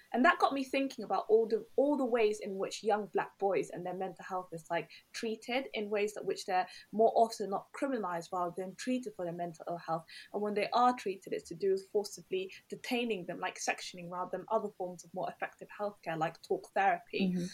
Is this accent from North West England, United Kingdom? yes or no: no; London, United Kingdom; My family are Somali, so I'm Somali, and but I grew up in Tottenham in North London.